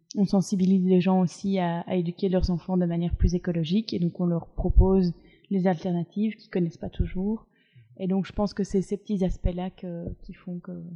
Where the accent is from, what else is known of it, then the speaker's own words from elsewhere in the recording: Brussels, Brussels-Capital Region, Belgium; je suis bruxelloise